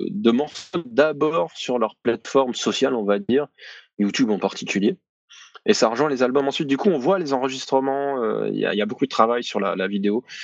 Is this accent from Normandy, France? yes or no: no; Provence-Alpes-Côte d'Azur, France; accent: southern French; pas tellement l'accent du sud, mais c'est là d'où je viens.